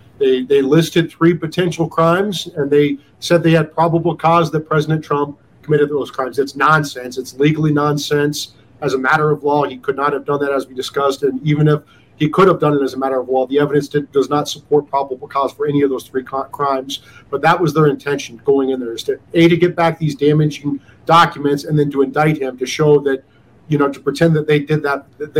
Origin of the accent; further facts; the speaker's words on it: Iowa, United States; moved away; also born or lived in Denver; my home state senator from Iowa